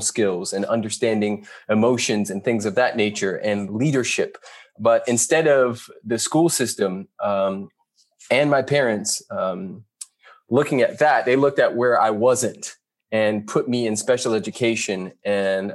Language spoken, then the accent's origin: English; Carson, California, United States; also born or lived in Compton; raised in Carson